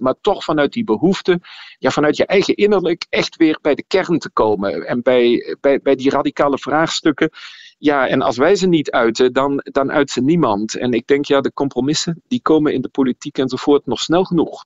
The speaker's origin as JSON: {"language": "Dutch", "country": "Germany", "tie": "born or raised there", "also_born_or_lived": "Nijmegen, Netherlands", "moved": "as an adult", "lives_now": "Leuven, Belgium", "said": "vanuit Duitsland, waar ik opgegroeid ben, ben ik in Nederland theologie gaan studeren"}